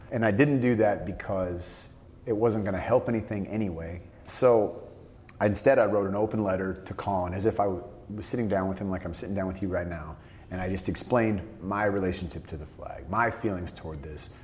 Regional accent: San Francisco Bay Area, California, United States; I grew up a 49ers fan. I'm from the San Francisco Bay Area.

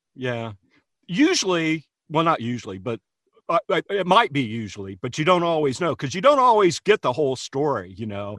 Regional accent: Hamilton, Ohio, United States; a little celebrity in my hometown, um, you know, outside of Hamilton, nobody knew who I was.

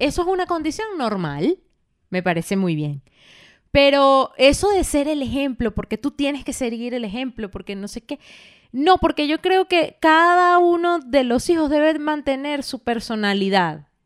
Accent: Valencia, Carabobo, Venezuela; moved away as an adult; also born or lived in Caracas, Venezuela; cuando yo me fui de mi casa, de, en Venezuela, en Valencia, yo me fui a, Madrid, a Caracas.

